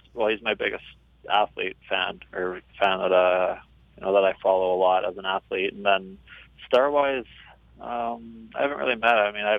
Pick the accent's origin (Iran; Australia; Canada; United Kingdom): Canada; as a Canadian